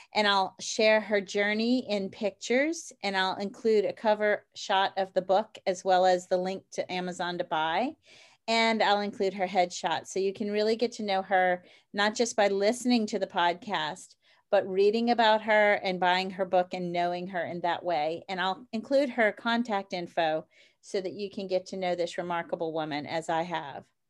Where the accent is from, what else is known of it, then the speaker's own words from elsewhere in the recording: New Orleans, Louisiana, United States; I'm from New Orleans